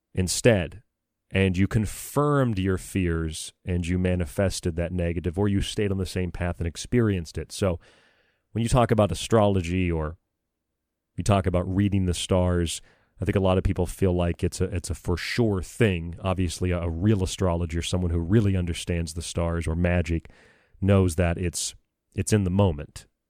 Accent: United States; as an American

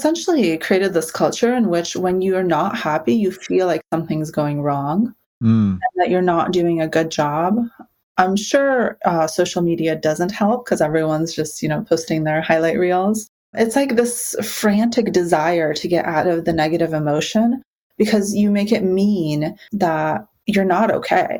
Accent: Ukraine; moved away; I was born in Ukraine, so, you know, an Eastern European, we kind of have this stereotype of, like, being a little bit grumpy and nihilistic

